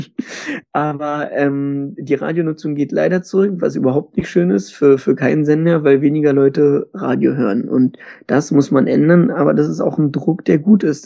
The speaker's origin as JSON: {"language": "German", "country": "Germany", "said": "bei uns in Deutschland"}